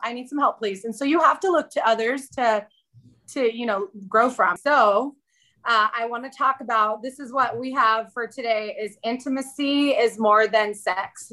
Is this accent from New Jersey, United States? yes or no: no; Southern California, United States; moved away as an adult; also born or lived in central Arizona; now in Arizona, United States; we moved from Southern California, uh, the place where I was born and raised, and knew every nook and cranny of my city, to central Arizona